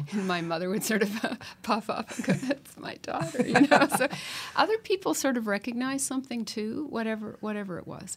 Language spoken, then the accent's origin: English; Ancaster, Ontario, Canada; growing up in Ancaster outside of Hamilton in the fifties